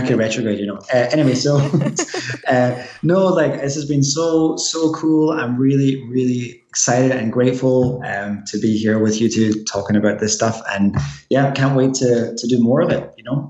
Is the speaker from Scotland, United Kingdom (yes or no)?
yes; Glasgow, Scotland, United Kingdom; And actually, people in Glasgow, where I'm from, by the way, if there's any other Scottish people listening to this podcast, say hello, because that'd be awesome.